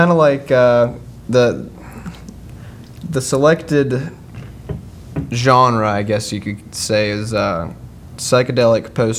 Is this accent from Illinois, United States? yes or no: no; Blacksburg, South Carolina, United States; I'm from a little bitty town called Blacksburg, South Carolina.